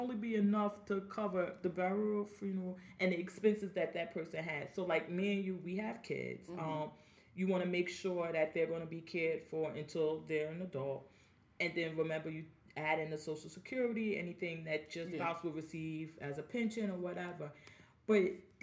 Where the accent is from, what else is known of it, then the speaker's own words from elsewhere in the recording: Jersey City, New Jersey, United States; I'm from Jersey City